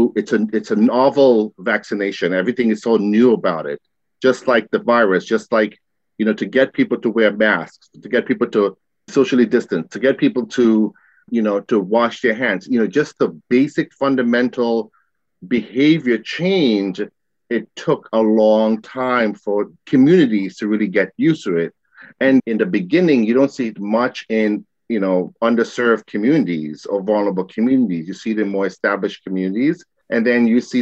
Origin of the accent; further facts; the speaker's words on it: New York City, New York, United States; Growing up in Queens